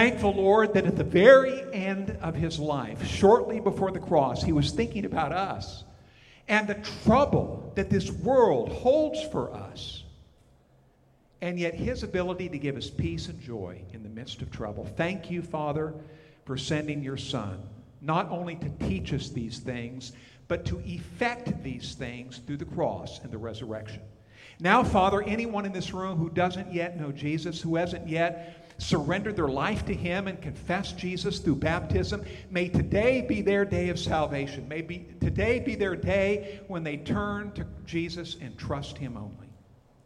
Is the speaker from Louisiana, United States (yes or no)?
no; Montana, United States; moved away as an adult; also born or lived in Texas / Oklahoma; I'm from Montana, but we served, Paula and I did, in Texas for a number of years in Oklahoma